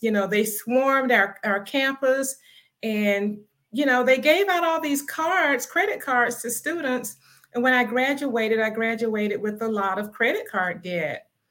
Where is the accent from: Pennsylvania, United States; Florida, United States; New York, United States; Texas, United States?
Florida, United States; Palmetto; now in Atlanta, United States; I'm originally from Palmetto, Florida, which is in the Tampa Bay area, but I'm now in Atlanta, Georgia. I've been living in Atlanta for, wow, 30 years